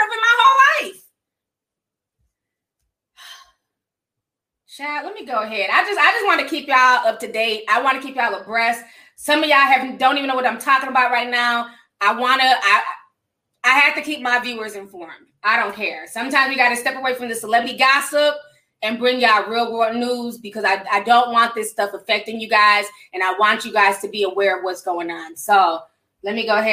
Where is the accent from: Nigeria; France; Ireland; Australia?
Nigeria; now in United States; I'm Nigerian.